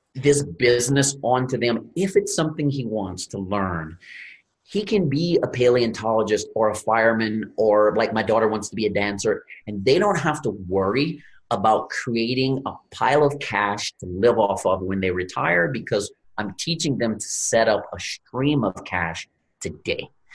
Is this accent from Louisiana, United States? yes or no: yes; Louisiana, United States; I'm from Louisiana, grew up in the Gulf of Mexico